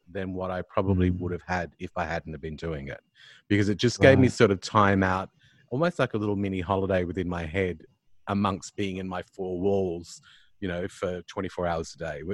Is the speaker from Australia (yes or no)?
yes; Sydney, New South Wales, Australia; now in Adelaide, Australia; I'm from Sydney myself. I live in Adelaide now, but lived in Sydney for many years.